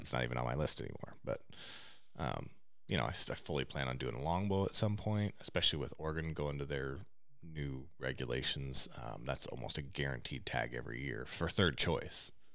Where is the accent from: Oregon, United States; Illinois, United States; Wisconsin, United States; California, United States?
Oregon, United States; Eastern; growing up in Eastern Oregon